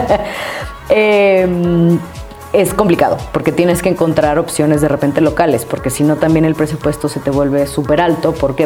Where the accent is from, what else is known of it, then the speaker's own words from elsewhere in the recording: Mexico; moved away as an adult; also born or lived in Costa Rica; me salí de México